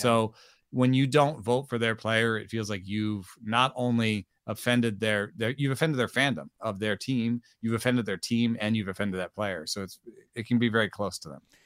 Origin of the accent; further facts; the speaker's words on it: Atlanta, Georgia, United States; I grew up in Atlanta, so those people were my compatriots when I was growing up